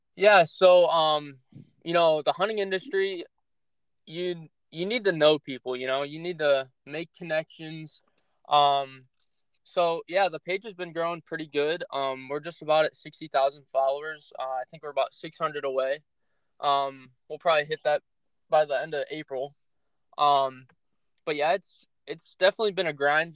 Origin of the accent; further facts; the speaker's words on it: Northeast Ohio, United States; I'm from Northeast Ohio